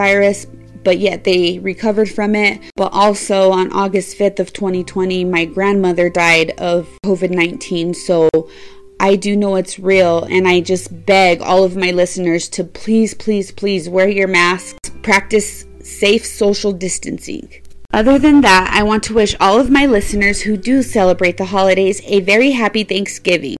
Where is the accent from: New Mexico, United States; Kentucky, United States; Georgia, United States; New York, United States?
New Mexico, United States; Las Cruces; Las Cruces, New Mexico, which is my hometown